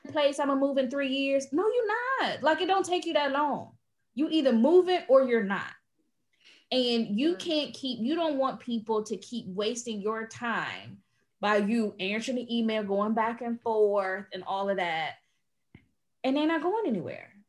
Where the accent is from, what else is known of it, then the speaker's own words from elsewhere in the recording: United States; now in Portugal; me being an American